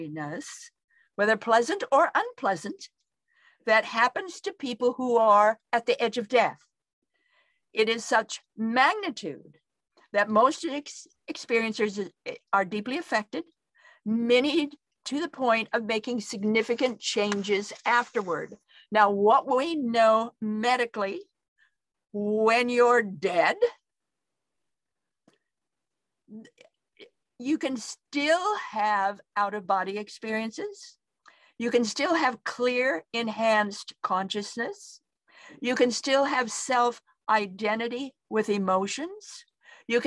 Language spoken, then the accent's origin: English; Idaho, United States; I come from Idaho